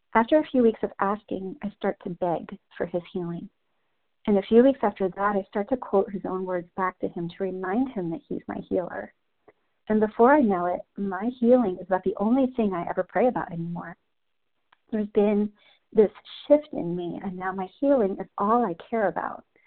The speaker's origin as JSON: {"language": "English", "region": "New Jersey", "country": "United States", "moved": "as an adult", "lives_now": "Texas, United States", "said": "I'm originally from New Jersey"}